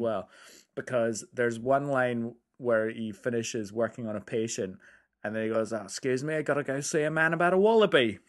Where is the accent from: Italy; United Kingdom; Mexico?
United Kingdom; I'm British